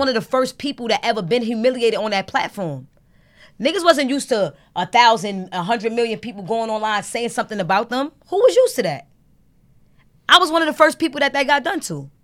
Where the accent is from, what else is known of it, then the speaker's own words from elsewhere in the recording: New York City, New York, United States; also born or lived in Brooklyn / Harlem; I'm from Brooklyn and Harlem and, like, I'm from New York